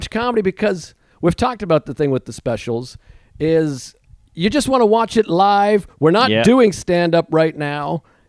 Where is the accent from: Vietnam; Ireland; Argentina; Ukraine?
Ukraine; I'm from the Ukraine. You know, say the Ukraine is weak.